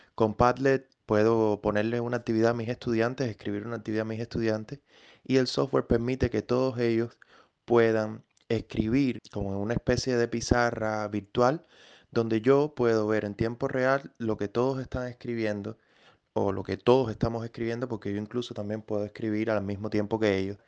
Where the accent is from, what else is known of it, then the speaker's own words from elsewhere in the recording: Cuba; now in Massachusetts, United States; soy un cubañol americano que vive en, el estado de Massachusetts, en Estados Unidos